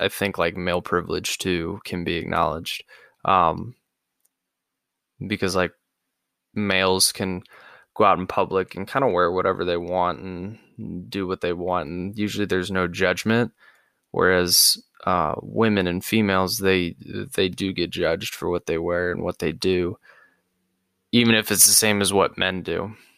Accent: St. Louis, Missouri, United States; I'm from St. Louis, and we had Ferguson, and I didn't live in Ferguson

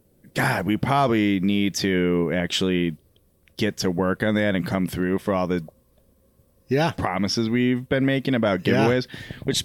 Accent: Crystal Lake, Illinois, United States; I'm from Crystal Lake.

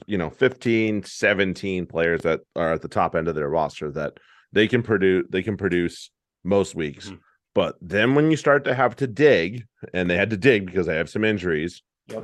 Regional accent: United States; We're American rugby fans.

